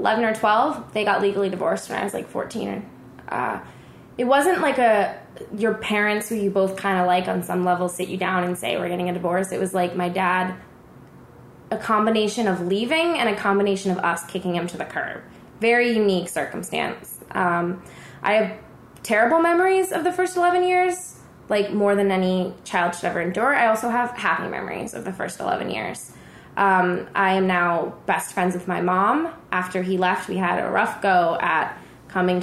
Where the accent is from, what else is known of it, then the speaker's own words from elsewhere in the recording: Allentown, Pennsylvania, United States; now in Los Angeles, United States; I grew up in Allentown